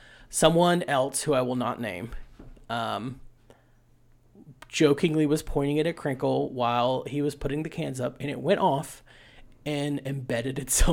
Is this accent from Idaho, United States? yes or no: no; West Virginia, United States